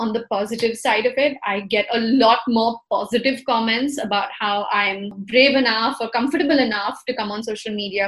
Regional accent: India; We're Indian

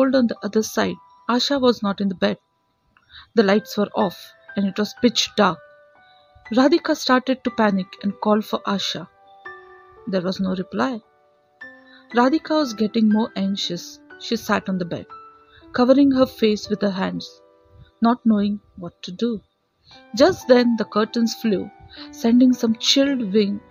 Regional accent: Dombivli, Maharashtra, India; I am from Thane, Dombivli

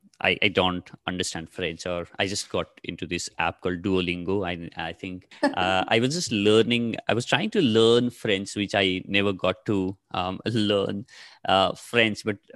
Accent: Nepal; first language ne; English is a second language; moved away as an adult; now in Delhi, India; So I come from Nepal. I'm originally from Nepal. My parents, my parents are from Nepal. And I've studied till my 12th in Nepal. So that's why, you know, that's my mother tongue.

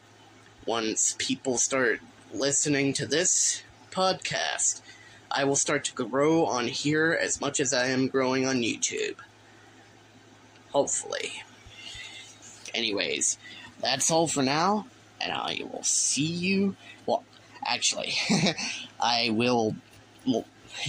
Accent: Texas, United States; each time that I say y'all, it's an indicator that I am from Texas. I am from Texas

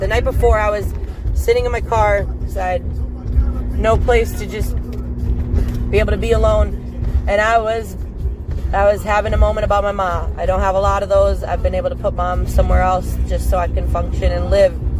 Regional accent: Wisconsin, United States; I'm from Wisconsin

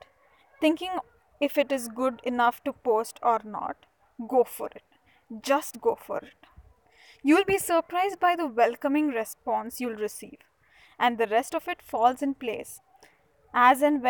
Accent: Mysuru, Karnataka, India; I'm from Mysuru, the heritage city.

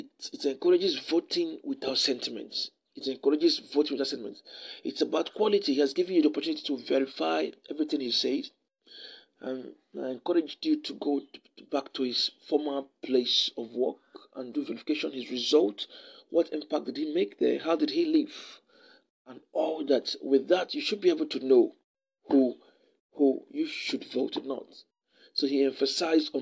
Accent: Isuikwuato/Umunneochi constituency, Abia, Nigeria; I come from Ishikwata Nomonochi constituency

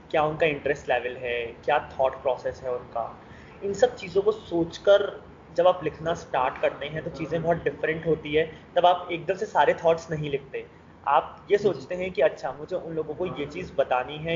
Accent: Jaipur, Rajasthan, India; मैं जयपुर सिटी से बिलोंग करता हूँ और जयपुर से एक हमेशा से अटूट नाता रहा है मेरा

